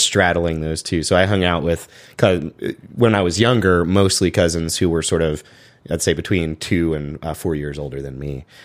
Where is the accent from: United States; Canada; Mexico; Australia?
United States; Chapel Hill, North Carolina; I grew up in Chapel Hill, so that's about an hour away from Greensboro